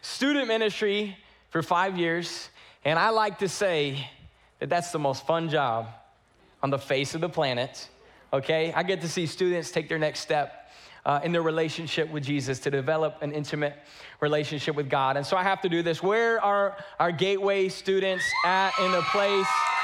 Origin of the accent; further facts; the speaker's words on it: North Carolina, United States; now in Houston, United States; I grew up in North Carolina.